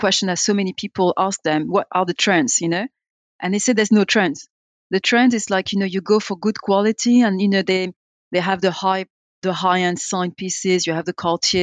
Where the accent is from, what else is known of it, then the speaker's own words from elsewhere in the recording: France; being French and being in a, you know, French speaking land